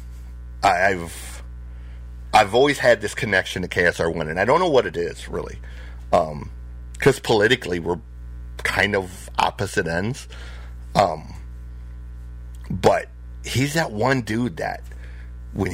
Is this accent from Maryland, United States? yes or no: no; Flint, Michigan, United States; When I went into foster care, I ended up on the north side of Flint